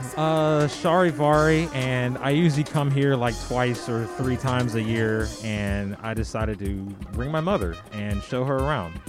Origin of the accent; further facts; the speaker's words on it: Warren, Ohio, United States; now in Greensboro, United States; I'm from Warren, Ohio. Um, however, I moved to Greensboro, North Carolina back in August of 2004.